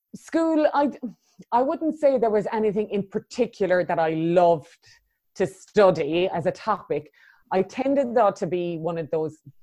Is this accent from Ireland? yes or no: yes; Cork, Munster, Ireland; now in Christchurch, New Zealand; I was born in Cork in the south of Ireland and yeah, I grew up there